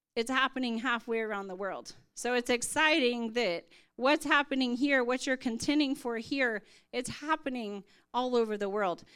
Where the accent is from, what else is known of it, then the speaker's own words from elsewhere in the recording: United States; moved away as an adult; now in India; I am from America, but I serve in India and Nepal.